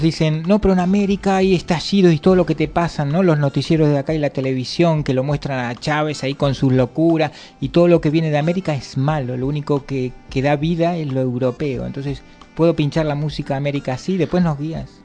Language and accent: Spanish; Argentina; now in Valencia, Spain; nosotros venimos de Argentina